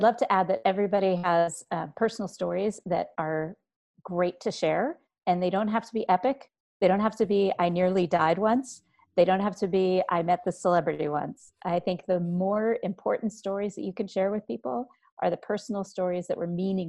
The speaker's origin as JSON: {"language": "English", "town": "Washington", "region": "District of Columbia", "country": "United States", "tie": "born there", "lives_now": "Helena, United States", "said": "And I was actually born in Washington, D.C., but we moved around a lo"}